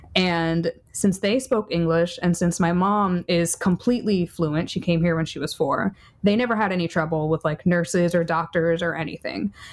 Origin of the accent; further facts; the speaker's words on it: New York City, New York, United States; I'm a New Yorker